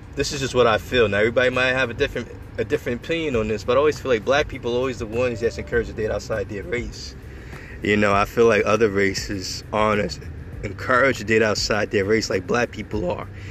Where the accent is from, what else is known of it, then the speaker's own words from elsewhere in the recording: Long Island, New York, United States; born and raised in Edel, Long Island